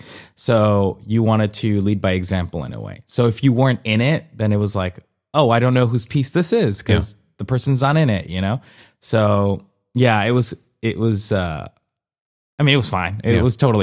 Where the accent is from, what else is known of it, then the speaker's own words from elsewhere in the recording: Colombia; born there; I've been doing it since I was four, and I was born in Colombia, mm-hmm. and when I was four, I did folkloric dancing